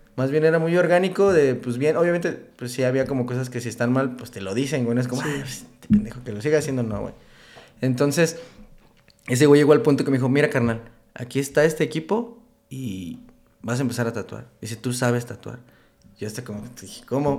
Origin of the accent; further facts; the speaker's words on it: Uruapan, Michoacán, Mexico; moved away as an adult; also born or lived in Manzanillo / Pachuca / Mexico City / Morelia; yo soy de Uruapan, Michoacán. Este, pero yo creo que tengo alrededor de unos ocho años que ya no vivo en Uruapan